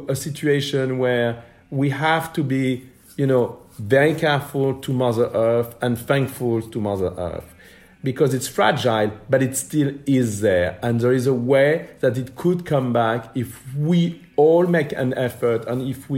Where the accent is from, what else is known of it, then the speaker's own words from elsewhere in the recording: Paris, Île-de-France, France; a young boy born and raised in Paris